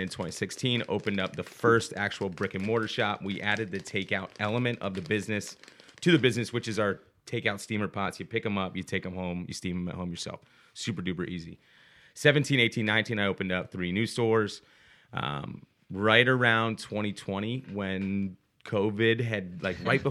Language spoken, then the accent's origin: English; Baltimore, Maryland, United States; moved away; also born or lived in Massachusetts; I was born in Massachusetts, but grew up in Baltimore